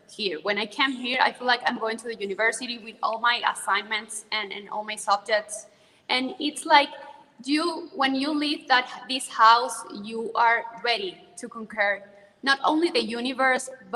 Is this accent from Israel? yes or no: no; Zulia, Venezuela; English is a second language; moved away as an adult; now in Caracas, Venezuela; Zulia State, which is the state that I was born